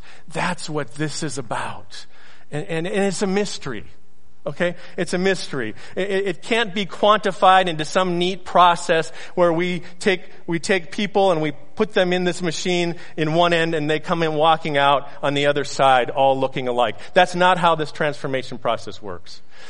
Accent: the South, United States; You know, Pastor, I grew up in the South, and I went to Sunday school

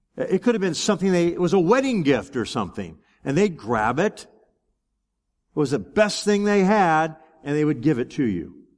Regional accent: United States

